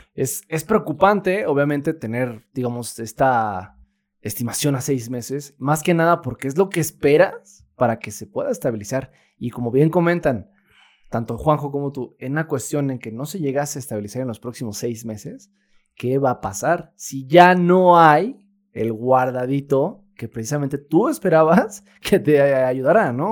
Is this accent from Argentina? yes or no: no; Mexico